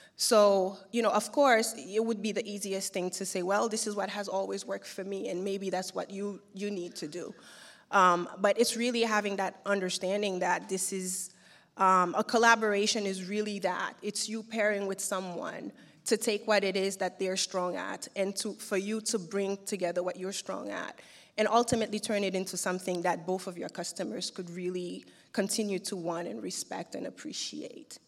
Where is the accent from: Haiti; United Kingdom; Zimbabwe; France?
Haiti; also born or lived in New York; now in Turkey; having been born and raised in Haiti